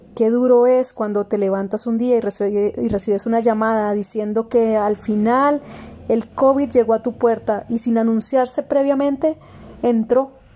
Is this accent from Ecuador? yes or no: no; Colombia; en mi país, Colombia